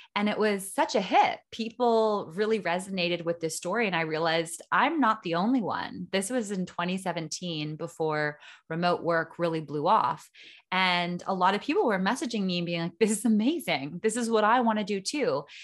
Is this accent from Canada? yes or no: yes; small town four hours north of Toronto, Ontario, Canada; moved away as an adult; now in Costa Rica; I was born in a small town about four hours north of Toronto and lived in Canada basically my whole life